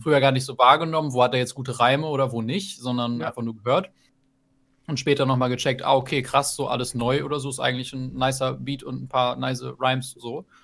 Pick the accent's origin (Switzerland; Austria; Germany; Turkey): Germany; near Meppen, Lower Saxony; ich komme aus der Nähe, ich komme aus der Nähe von Meppen